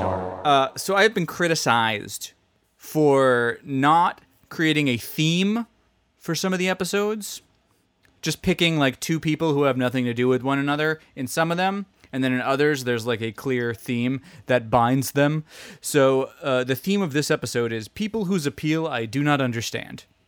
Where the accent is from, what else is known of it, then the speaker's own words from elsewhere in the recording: United States; because I'm American